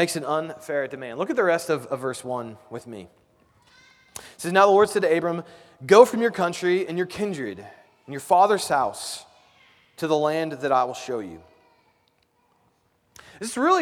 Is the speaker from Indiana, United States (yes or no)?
yes; Indianapolis, Indiana, United States; now in Kansas City, United States; I grew up in Indianapolis. I live in Kansas City